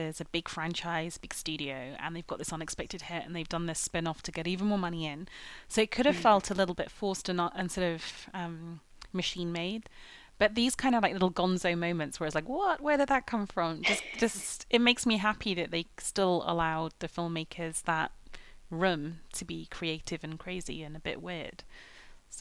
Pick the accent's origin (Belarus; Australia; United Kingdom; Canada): United Kingdom; England; it was quite fun being English